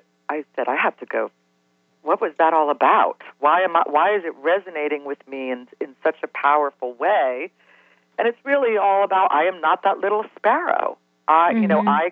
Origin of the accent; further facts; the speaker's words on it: Cincinnati, Ohio, United States; I grew up in Cincinnati